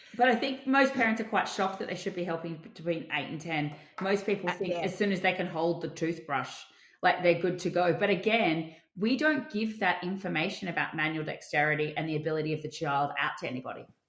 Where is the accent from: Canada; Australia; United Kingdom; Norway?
Australia; I'm your Australian dental hygienist